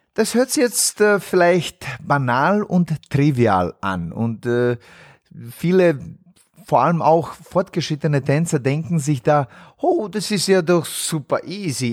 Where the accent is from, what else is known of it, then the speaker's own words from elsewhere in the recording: Bosnia & Herzegovina; moved away; in meiner Heimat in Bosnien-Herzegowina